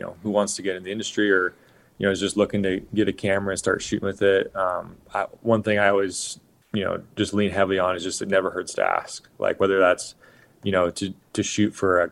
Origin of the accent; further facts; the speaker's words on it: Oregon, United States; I grew up in Oregon